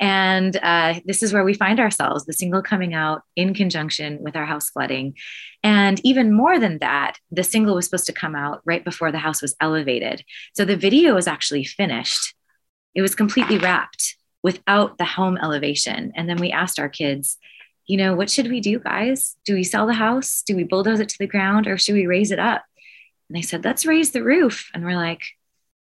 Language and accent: English; Canada; We're from Canada where there's 8 hours between shows and 8 people at shows